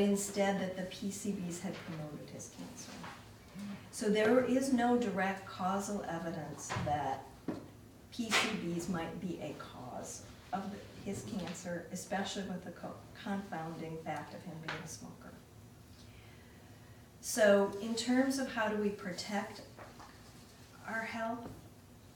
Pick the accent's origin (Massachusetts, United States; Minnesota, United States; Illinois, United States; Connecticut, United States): Illinois, United States; Waukegan; moved away; my hometown